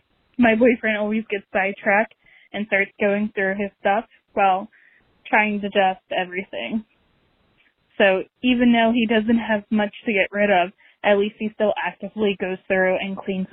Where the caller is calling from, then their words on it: Baltimore, Maryland, United States; from Baltimore.